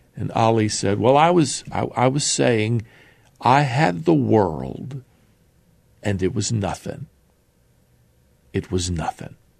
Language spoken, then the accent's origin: English; United States; here in my home country of America.